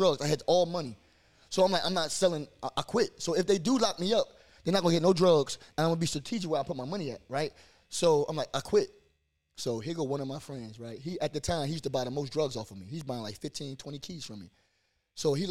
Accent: Trenton, New Jersey, United States; I grew up in Wilbur section

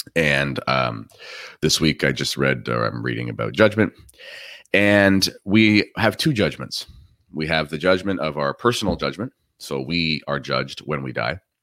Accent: Canada

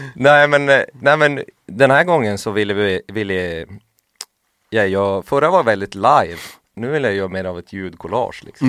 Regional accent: Lapland, Sweden; jag är ju från Lappland

